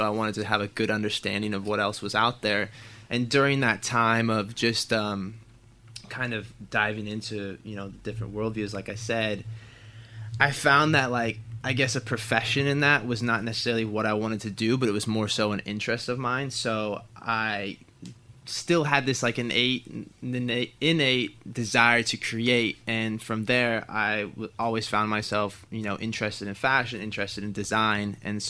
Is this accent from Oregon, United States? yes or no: yes; Portland, Oregon, United States; born or raised there